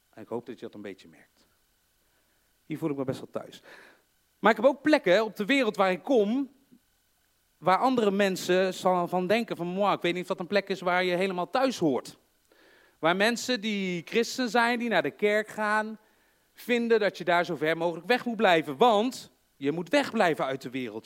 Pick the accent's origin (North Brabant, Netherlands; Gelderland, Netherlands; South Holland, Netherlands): North Brabant, Netherlands; accent: Brabants; Ik heb voor de mensen die niet uit Brabant komen of niet geboren zijn, ik, ik wel, je hoort